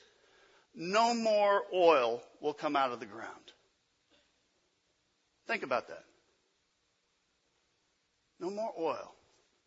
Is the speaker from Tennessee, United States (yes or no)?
yes; Memphis, Tennessee, United States; from Memphis, Tennessee. That's where I was born